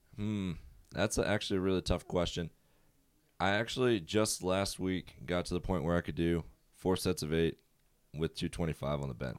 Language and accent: English; Prince George, Virginia, United States; I'm from Prince George, Virginia. It's a small town, about forty-five minutes south of Richmond.